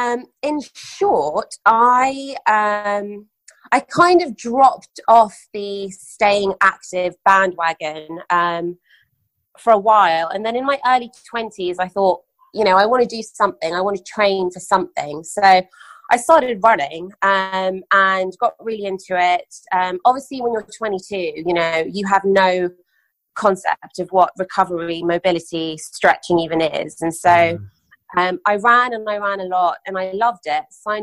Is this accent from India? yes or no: no; London, United Kingdom; also born or lived in Dubai, United Arab Emirates; so I was born in London, spent my childhood between there and Dubai, family business was in Dubai.